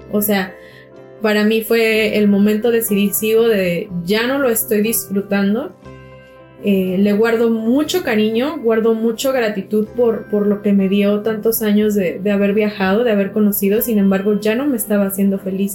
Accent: Mexico; nuestra cultura mexicana

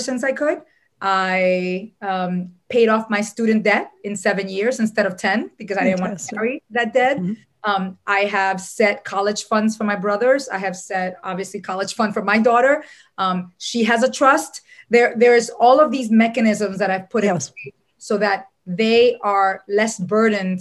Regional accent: Dominican Republic; moved away; also born or lived in New York City; I was born in New York City, but raised in the Dominican Republic

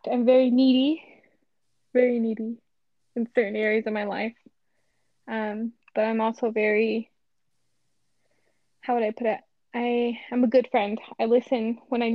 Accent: Las Vegas, Nevada, United States; I was born and raised in Las Vegas, Nevada.

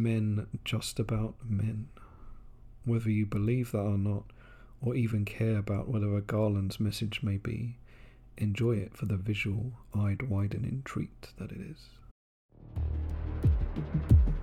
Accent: England, United Kingdom; now in Japan; my home country of England

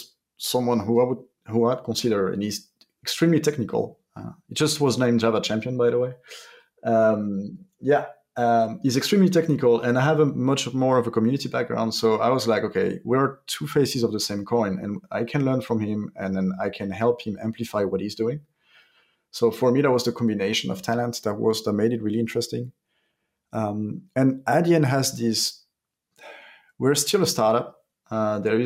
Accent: France; We're French from France

